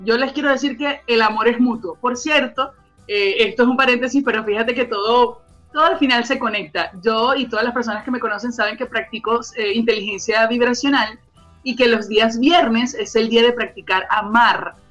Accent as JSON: {"language": "Spanish", "country": "Venezuela", "moved": "yes", "lives_now": "Chile", "said": "mostrar un poquito de ese sabor venezolano a todos nuestros amigos chilenos"}